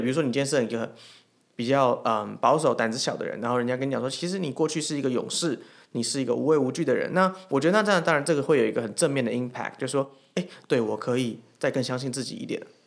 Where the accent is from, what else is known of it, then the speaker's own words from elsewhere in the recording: Taiwan; 我们是台湾人